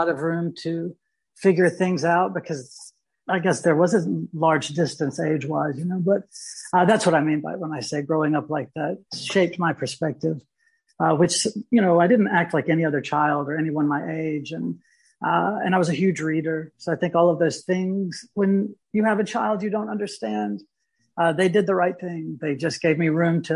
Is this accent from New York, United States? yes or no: no; Louisville, Mississippi, United States; also born or lived in Charleston, South Carolina / Bloomington; I grew up in Mississippi